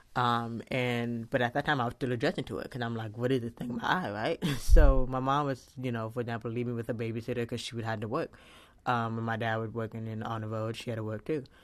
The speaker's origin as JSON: {"language": "English", "town": "Fort Lauderdale", "region": "Florida", "country": "United States", "tie": "born or raised there", "said": "I was born in Fort Lauderdale, Florida on December twentieth"}